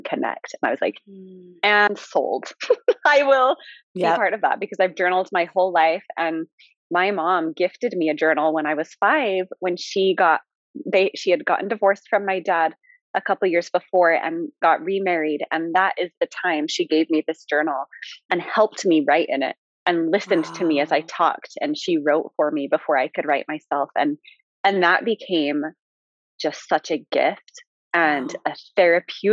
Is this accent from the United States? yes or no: yes; Utah, United States; my hometown, you know, in Utah